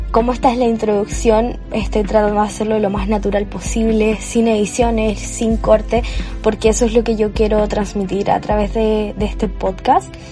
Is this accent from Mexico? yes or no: no; Chile; para los que se preguntan por mi acento, yo soy chilena, tengo actualmente 19 años